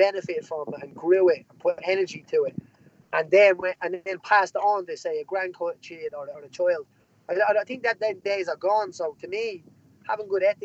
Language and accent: English; Dublin, Leinster, Ireland; I come from a place called Jobstown in Dublin, which would be a social housing estate